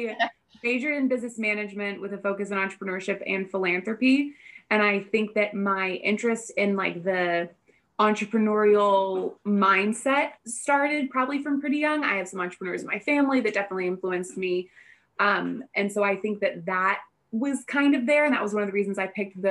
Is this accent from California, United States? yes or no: no; Houston, Texas, United States; moved away as an adult; also born or lived in Abilene, Texas; now in Bay Area, United States; I grew up outside of Houston, North Houston